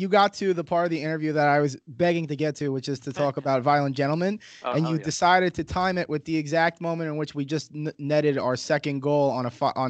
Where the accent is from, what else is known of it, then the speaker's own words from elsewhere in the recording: New Hyde Park, New York, United States; So I'm from New Hyde Park, which for those of you who are unfamiliar with the area is the backyard of Queens.